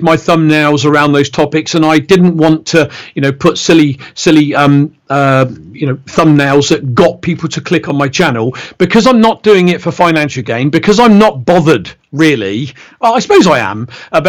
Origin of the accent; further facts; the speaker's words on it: Reading, South East England, United Kingdom; accent: Bristolian; I'm born and bred in Reading, which is along the M4 motorway from London